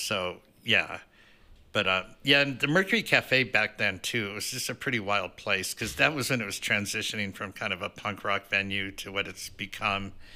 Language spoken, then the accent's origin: English; Denver, Colorado, United States; I am actually from Denver